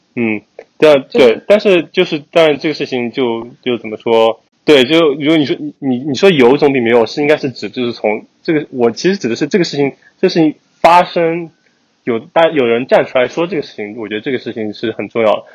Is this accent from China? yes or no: yes; China; moved away as an adult; now in United States; 作为我们在，在国内出生的人来说